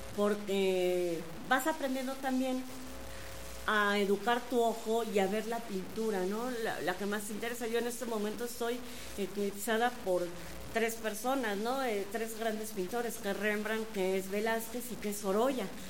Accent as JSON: {"language": "Spanish", "region": "Querétaro", "country": "Mexico", "said": "Somos dos queretanos"}